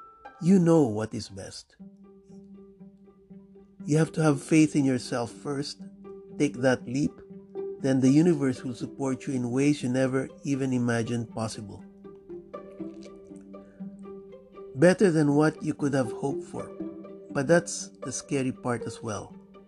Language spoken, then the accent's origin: English; Miami, Florida, United States; Now, I was born and raised in Miami, although I have lived much further north, now in Broward County, for about 20 years.